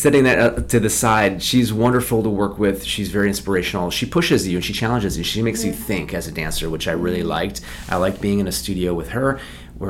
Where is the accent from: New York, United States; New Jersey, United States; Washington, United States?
New York, United States; Westchester; I grew up in Westchester, New York